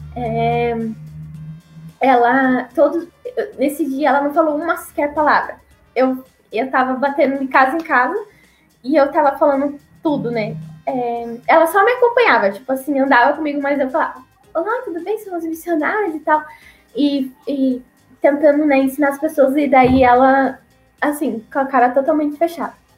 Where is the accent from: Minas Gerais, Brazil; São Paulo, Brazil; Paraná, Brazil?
Paraná, Brazil; moved away as an adult; also born or lived in Acre / Amazonas; eu sou do, sou do Paraná